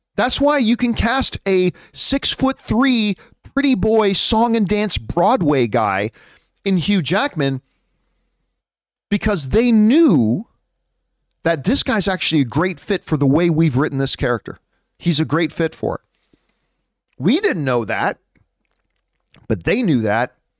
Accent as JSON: {"language": "English", "country": "Canada", "said": "I am Canadian, right? I'm not American"}